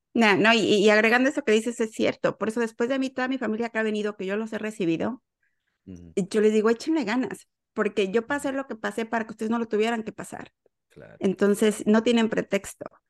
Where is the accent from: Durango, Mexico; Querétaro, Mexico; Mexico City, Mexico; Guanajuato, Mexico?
Mexico City, Mexico; moved away as an adult; now in Houston, United States; yo soy de la Ciudad de México y estoy en Houston en este momento desde el año 2008